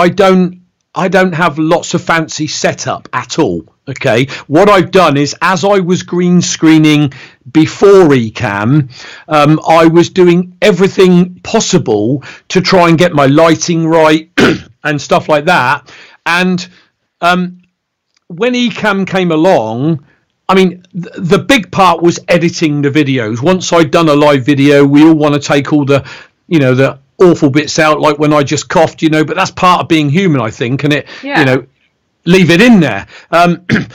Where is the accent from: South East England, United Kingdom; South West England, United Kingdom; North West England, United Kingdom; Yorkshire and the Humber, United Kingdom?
South East England, United Kingdom; Reading; accent: Bristolian; I'm born and bred in Reading, which is along the M4 motorway from London